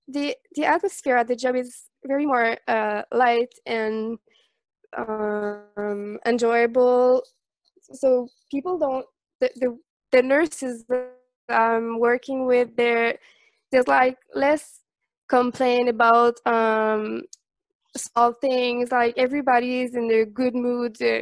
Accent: Montreal, Quebec, Canada; I'm from Montreal.

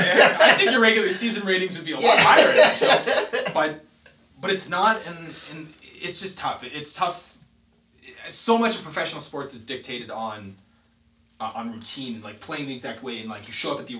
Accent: Canada; We're Canadian.

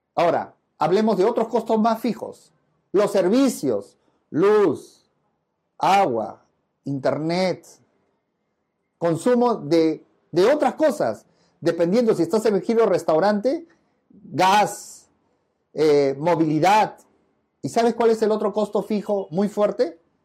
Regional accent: Peru; como buen peruano

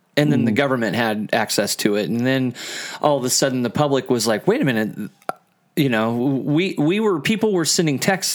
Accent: Midwest, United States; I'm from the Midwest.

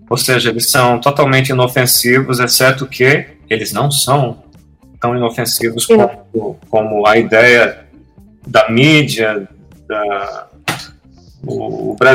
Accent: Northeast Region, Brazil; Eu sou do Nordeste, eu vi o que aconteceu aqui.

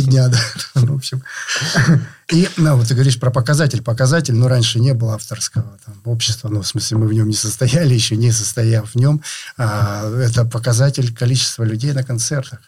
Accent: Rostov-on-Don, Rostov Oblast, Russia

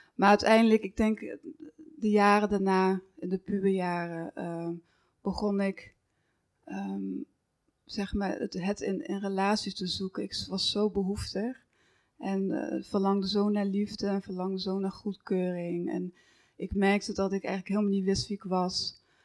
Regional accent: Horn, near Roermond, Limburg, Netherlands; in Horren, dus een, een, een dorpje bij Roermond in, eh, in, Limburg, misschien hoorde je dat al aan mijn accent. dat, eh, dus daar ben ik ook opgegroeid.

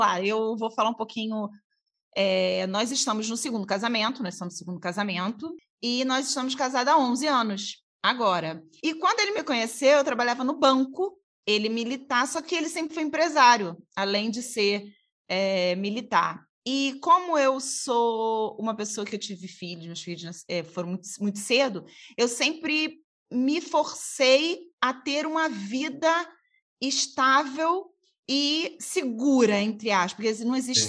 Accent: Niterói, Rio de Janeiro, Brazil; Nós somos do Rio de Janeiro, de uhum. Niterói, e Niterói Rio de Janeiro

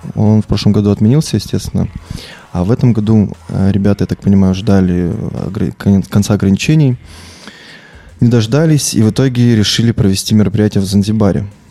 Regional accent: Sochi, Krasnodar Krai, Russia; moved away as an adult; now in Saint Petersburg, Russia; Я сам родился в Сочи, много, долгое время там прожил, и когда я уезжал в Петербург

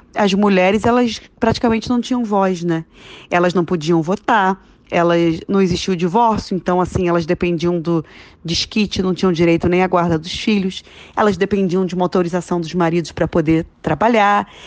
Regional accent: Rio de Janeiro, Brazil; Eu sou carioca

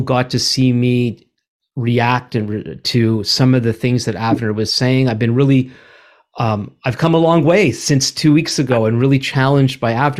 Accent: Montreal, Quebec, Canada; also born or lived in Vancouver; now in Ottawa, Canada; We are both from Montreal.

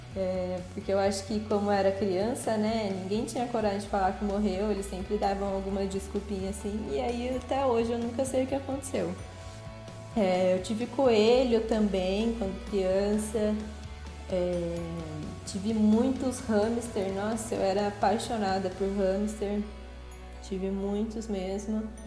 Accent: São José dos Campos, São Paulo, Brazil; eu sou de São José dos Campos, nascida e criada aqui no estado de São Paulo

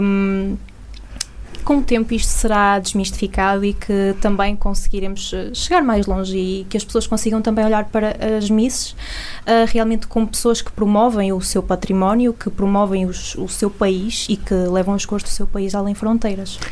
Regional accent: Portugal; nossas características enquanto portugueses

